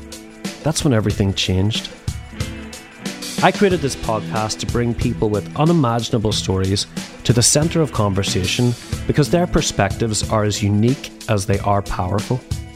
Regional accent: Belfast, Northern Ireland, United Kingdom; moved away; also born or lived in South Carolina; I grew up in Belfast at the tail end of a civil war, joined a religious cult in South Carolina

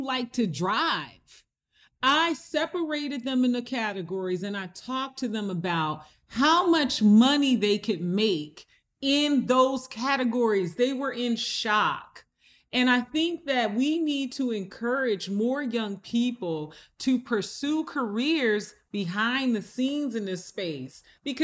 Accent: Camden, New Jersey, United States; moved away; my hometown where I'm doing a huge project in Camden, New Jersey. I visited our high school

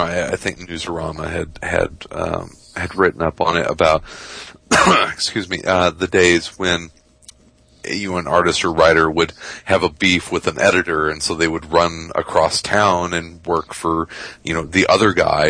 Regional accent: Midwest, United States; I'm a Midwesterner

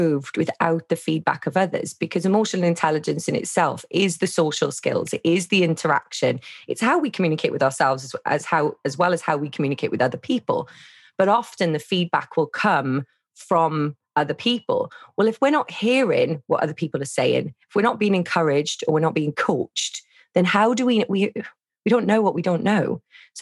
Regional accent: Wales, United Kingdom; I'm from Wales.

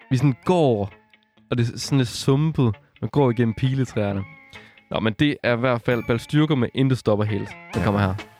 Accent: West Jutland, Central Denmark Region, Denmark; accent: Jutlandic; når man hører min accent, at, øh, at jeg er fra Jylland, tror jeg ikke. Nå. og jeg er fra Vestjylland.

